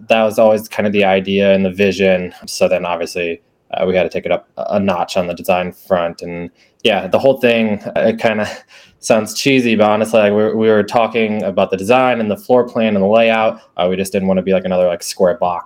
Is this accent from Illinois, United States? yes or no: no; Iowa, United States; I have born and raised in Iowa, actually. So, still in Iowa now